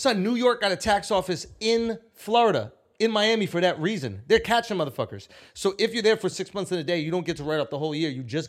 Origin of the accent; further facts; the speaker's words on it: Karachi, Sindh, Pakistan; You can't cook Pakistani dog. I'm from Karachi.